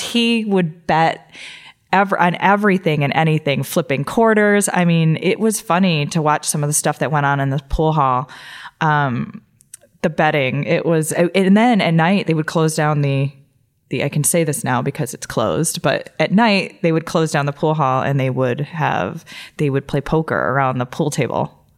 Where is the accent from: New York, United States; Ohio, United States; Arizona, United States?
Ohio, United States; Toledo; also born or lived in Columbus, Ohio; I grew up in Toledo, Ohio, and I, um, went to, I graduated from Whitmer High School